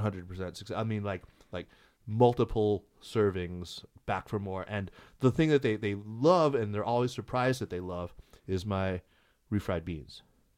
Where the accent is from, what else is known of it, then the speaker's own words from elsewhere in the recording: Arizona, United States; now in China; I grew up in Arizona